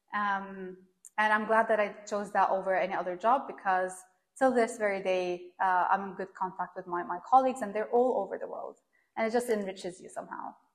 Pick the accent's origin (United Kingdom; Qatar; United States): Qatar; Doha; moved away; I was born and raised in Doha, Qatar